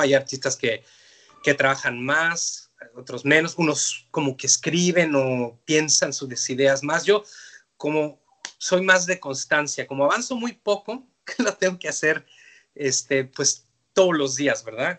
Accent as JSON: {"language": "Spanish", "region": "Mexico City", "country": "Mexico", "tie": "born or raised there", "moved": "as an adult", "lives_now": "Canada", "said": "yo soy de la Ciudad de México y, mi migración a Canadá fue una cosa muy fortuita"}